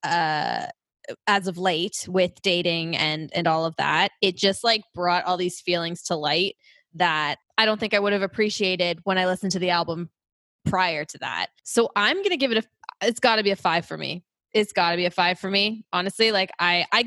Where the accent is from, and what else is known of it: Oakville, Ontario, Canada; born or raised there